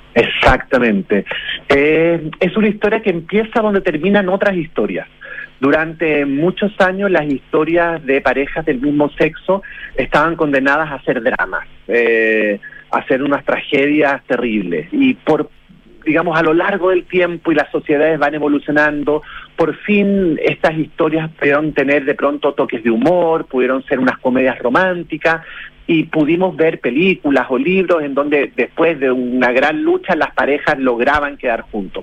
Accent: Chile; now in Florida, United States; como chilenos

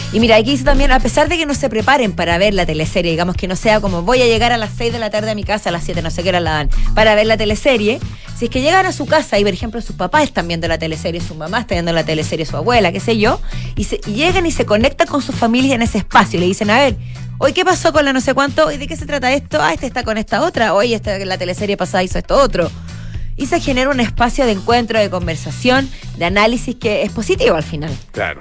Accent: Chile; con nuestras raíces, que está arraigado en nuestra tierra, como chilenos

